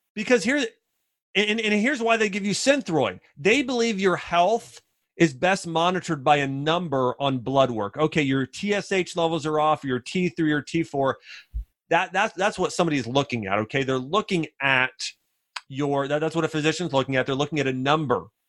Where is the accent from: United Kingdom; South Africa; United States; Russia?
United States; Ohio; moved away as an adult; also born or lived in Nashville; Now I grew up in the North in Ohio